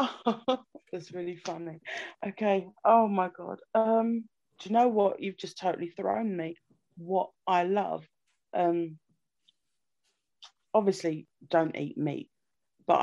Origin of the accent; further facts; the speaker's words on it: London, United Kingdom; I'm from London